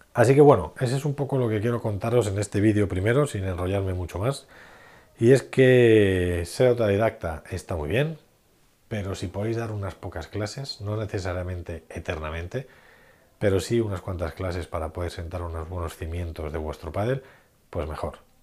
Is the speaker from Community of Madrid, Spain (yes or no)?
yes; Madrid, Community of Madrid, Spain; en Madrid, de donde soy